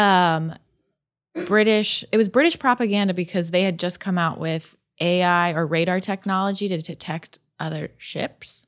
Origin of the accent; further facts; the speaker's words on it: California, United States; I grew up in California